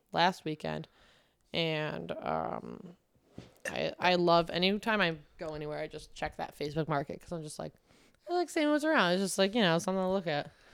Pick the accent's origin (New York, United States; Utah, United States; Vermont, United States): New York, United States; Manoa; moved away; I'm from a town called Manoa, New York.